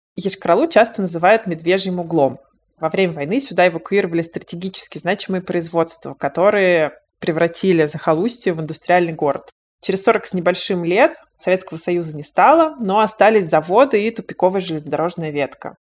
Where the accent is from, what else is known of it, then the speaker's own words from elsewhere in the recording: Yoshkar-Ola, Mari El, Russia; moved away as an adult; now in Moscow, Russia; Я тоже родилась и выросла в Вишкороле, но уехала оттуда в Москву почти 15 лет назад